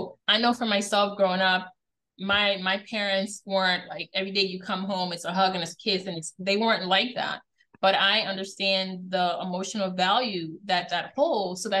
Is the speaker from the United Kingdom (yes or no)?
no; Guyana; now in United States; we grew up in the Caribbean. TV wasn't a thing.